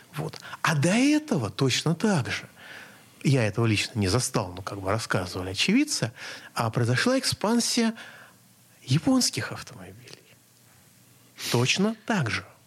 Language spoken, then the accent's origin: Russian; Moscow, Russia; я как москвич